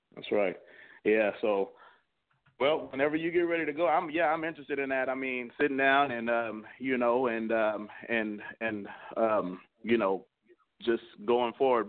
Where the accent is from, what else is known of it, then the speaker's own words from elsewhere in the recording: San Antonio, Texas, United States; now in Minnesota, United States; I live here in Minnesota, but, I, you know, I'm from Texas. I, I, I moved up here from San Antonio.